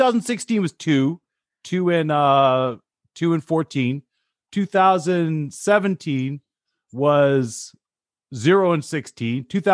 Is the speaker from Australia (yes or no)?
no; Canada; I'm Canadian.